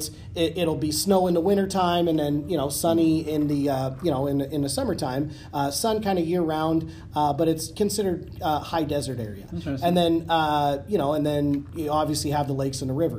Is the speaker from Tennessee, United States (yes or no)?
no; Oregon, United States; moved away; growing up in Oregon